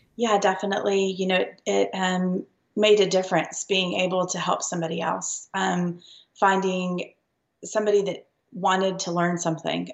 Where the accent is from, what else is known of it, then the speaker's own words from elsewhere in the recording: Lubbock, Texas, United States; we grew up in Lubbock, Texas.